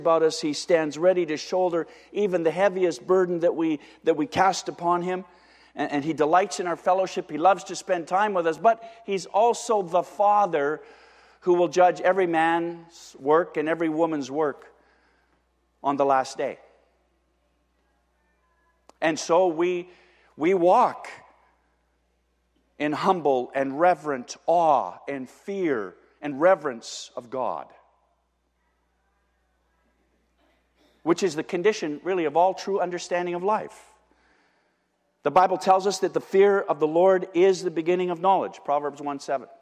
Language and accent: English; Windsor, Ontario, Canada; I'm from Windsor